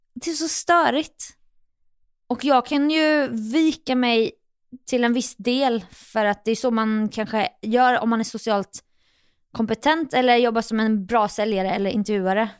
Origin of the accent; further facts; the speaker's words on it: Jönköping, Jönköping County, Sweden; moved away as an adult; also born or lived in New York; now in Stockholm, Sweden; mina egna gamla fotspår hemma i Jönköping.